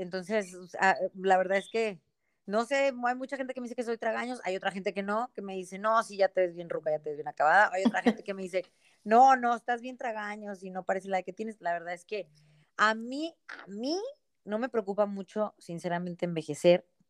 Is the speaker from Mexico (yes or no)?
yes; Monterrey, Nuevo León, Mexico; nací acá en, Monterrey hace ya 42 años.